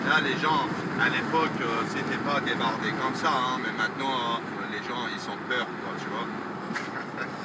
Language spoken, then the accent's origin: French; Iran; French is a second language; moved away as an adult; now in Calais, France